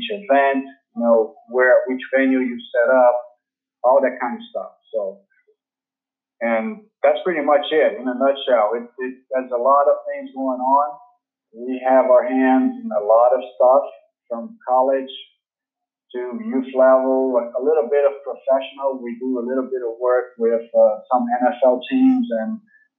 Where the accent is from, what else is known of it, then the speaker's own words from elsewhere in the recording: Rio de Janeiro, Brazil; I'm from Brazil. I'm from Rio de Janeiro, Brazil.